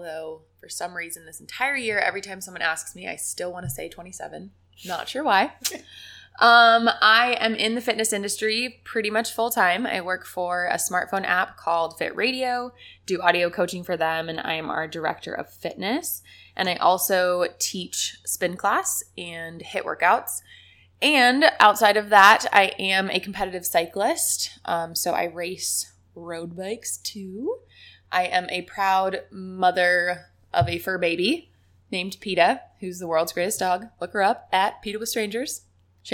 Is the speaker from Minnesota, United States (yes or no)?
no; Beaverton, Oregon, United States; also born or lived in Florida / New Mexico; I was in Beaverton, Oregon